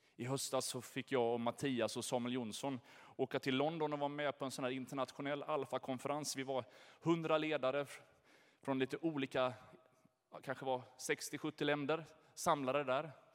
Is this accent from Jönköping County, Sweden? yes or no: yes; Jönköping, Jönköping County, Sweden; Jag är född här i Jönköping, jag har Ljungarum i mitt pass, jag har bott innanför Sveriges gränser hela mitt liv.